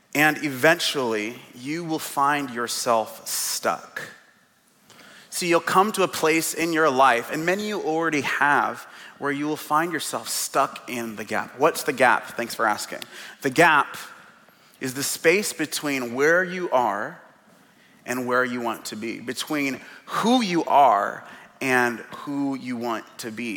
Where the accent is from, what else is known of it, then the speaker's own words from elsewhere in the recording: Seattle, Washington, United States; now in Portland, United States; It's being born and raised in Seattle. I was born in the Central District